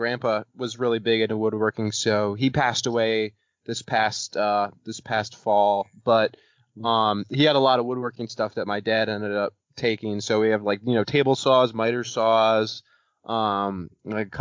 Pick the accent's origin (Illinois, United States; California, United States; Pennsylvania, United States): Illinois, United States; moved away as an adult; I'm originally from Illinois